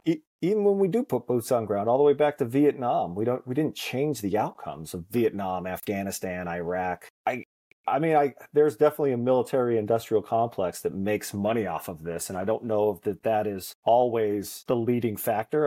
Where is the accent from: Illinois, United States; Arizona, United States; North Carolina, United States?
Arizona, United States; Cottonwood; also born or lived in Boston; grew up in the thriving metropolis of Cottonwood, Arizona